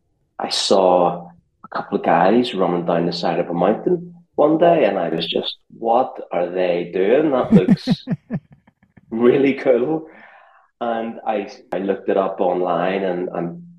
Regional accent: just outside Belfast, Northern Ireland, United Kingdom; moved away as an adult; also born or lived in New York / Chamonix; now in London, United Kingdom; I'm from just outside Belfast in Northern Ireland

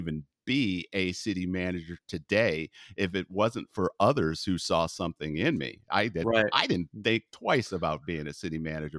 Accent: Texas, United States; moved away; And imagine, I came from Texas to Northern California, the shock that I felt.

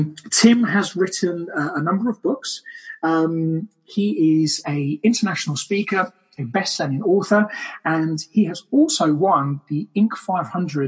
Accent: Brazil; now in United Kingdom; I'm from Brazil, so this kind of weather for me is bliss

